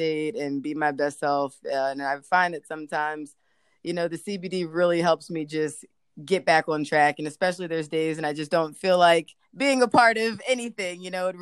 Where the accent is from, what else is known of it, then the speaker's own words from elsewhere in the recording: Philadelphia, Pennsylvania, United States; moved away as an adult; now in Atlanta, United States; I'm from Philadelphia originally. I've been in Atlanta for 11 years